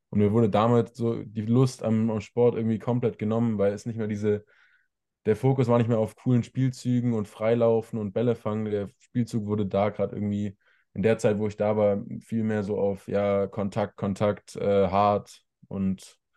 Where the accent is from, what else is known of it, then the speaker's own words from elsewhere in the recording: Ludwigsburg, Baden-Württemberg, Germany; also born or lived in Stuttgart; now in Remseck, Germany; in Ludwigsburg, richtig? Genau, ja.